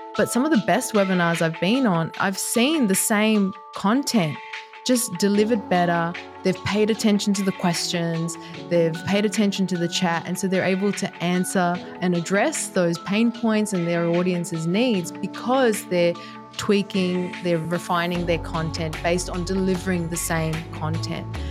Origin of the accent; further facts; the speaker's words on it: Sydney, New South Wales, Australia; moved away as an adult; also born or lived in Japan / Dubai / New York; I am based in Sydney, Australia, which is my hometown